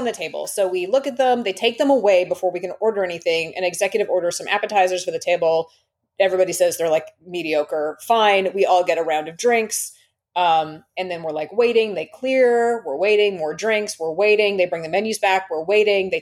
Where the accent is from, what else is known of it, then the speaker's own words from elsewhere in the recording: Toronto, Ontario, Canada; I'm from Toronto